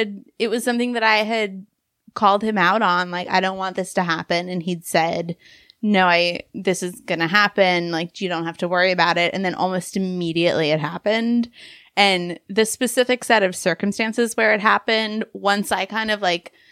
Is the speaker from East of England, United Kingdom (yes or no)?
no; London, United Kingdom; I grew up in big cities. I grew up in London, actually.